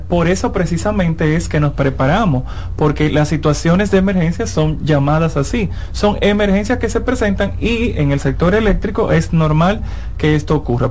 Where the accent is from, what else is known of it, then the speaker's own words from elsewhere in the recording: San Cristóbal, Dominican Republic; Yo soy de San Cristóbal